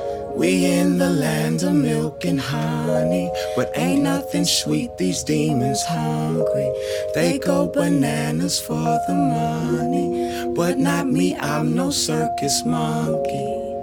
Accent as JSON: {"language": "English", "country": "Nigeria", "said": "Now listen, this is monumental for me because I'm a Nigerian. I know a lot of y'all thought I was regular black."}